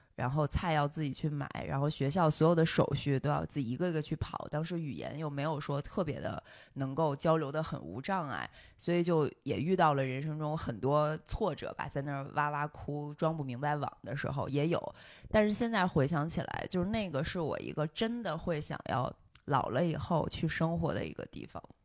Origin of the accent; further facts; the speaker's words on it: Beijing, China; also born or lived in Germany; 我当时作为一个从北京这样的城市来的